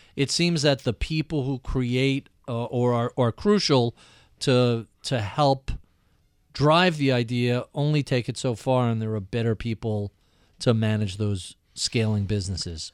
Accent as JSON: {"language": "English", "country": "United States"}